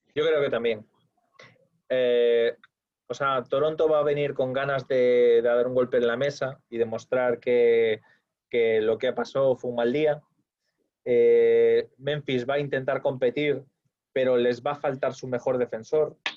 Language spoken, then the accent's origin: Spanish; Spain; yo soy español